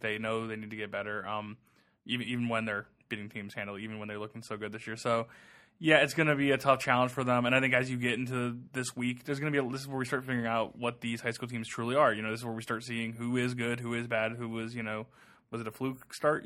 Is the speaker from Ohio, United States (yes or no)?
yes; Ohio, United States; I am from Ohio, so I grew up an Ohio State fan